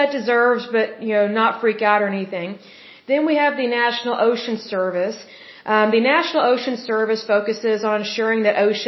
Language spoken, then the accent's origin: English; Oklahoma, United States; I am originally from Oklahoma